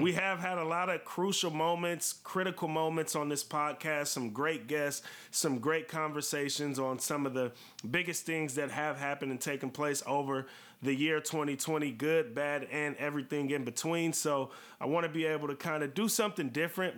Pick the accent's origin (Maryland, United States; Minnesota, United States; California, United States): California, United States; Vallejo; growing up in Vallejo, California, which is where we are from